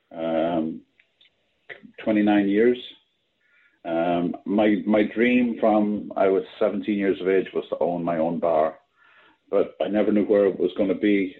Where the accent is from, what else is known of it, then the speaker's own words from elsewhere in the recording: Ireland; now in New York, United States; I'm, I'm Irish